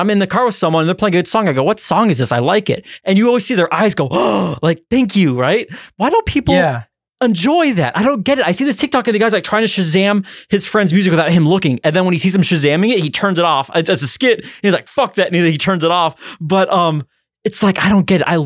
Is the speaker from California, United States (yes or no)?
yes; California, United States; Listen, I'm from from California.